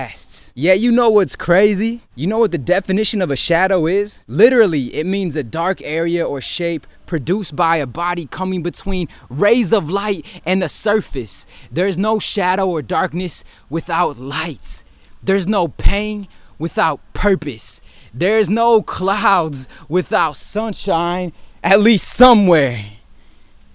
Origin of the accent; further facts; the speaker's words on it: Detroit, Michigan, United States; my hometown teams